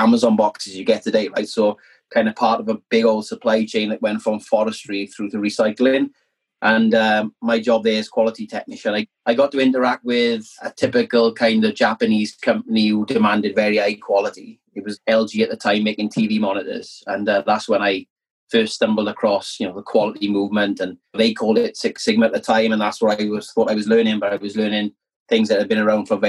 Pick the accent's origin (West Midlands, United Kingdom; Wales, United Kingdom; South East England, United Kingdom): Wales, United Kingdom; South; growing up in South Wales